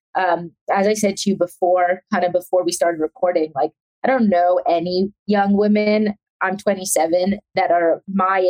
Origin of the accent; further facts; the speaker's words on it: Atlanta, Georgia, United States; also born or lived in South Africa; I was born in South Africa and I grew up in Atlanta. We moved when I was 3 and a half